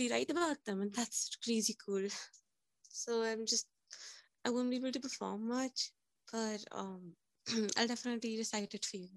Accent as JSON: {"language": "English", "country": "India", "said": "I'm from India"}